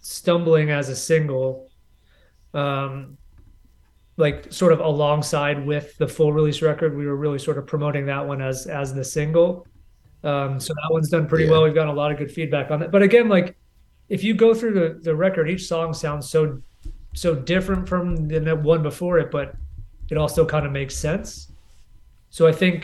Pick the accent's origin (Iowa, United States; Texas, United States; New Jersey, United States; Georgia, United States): New Jersey, United States; moved away; I'm from New Jersey originally